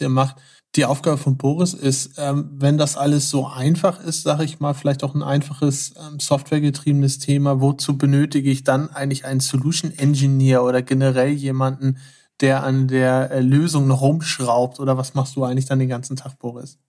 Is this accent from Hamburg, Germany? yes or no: yes; Hamburg, Germany; Wir kommen ja beide aus Hamburg